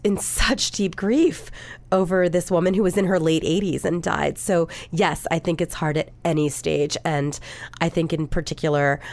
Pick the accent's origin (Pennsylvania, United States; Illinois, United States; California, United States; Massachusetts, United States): Pennsylvania, United States; Philadelphia; I'm not from New York. I'm from Philadelphia.